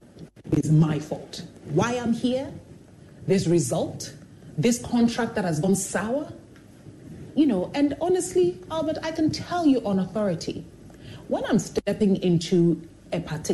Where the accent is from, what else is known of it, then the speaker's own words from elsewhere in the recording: Jerusalem, Jerusalem District, Israel; born there; I was born in Jerusalem.